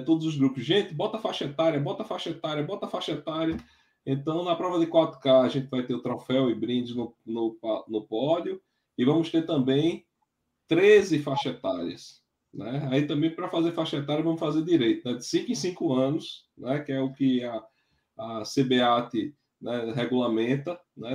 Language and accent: Portuguese; Triunfo, Pernambuco, Brazil; a minha terra, com o Triunfo